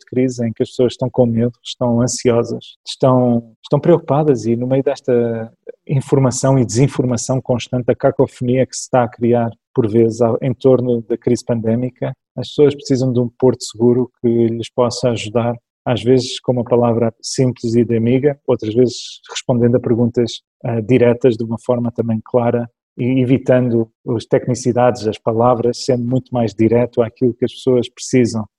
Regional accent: Toronto, Ontario, Canada; now in Portugal; eu cresci no Canadá, na cidade de Toronto, isso marcou muito a minha, minha infância

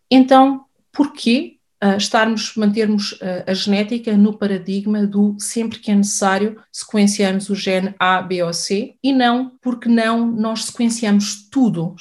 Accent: Portugal; Nós somos um país europeu

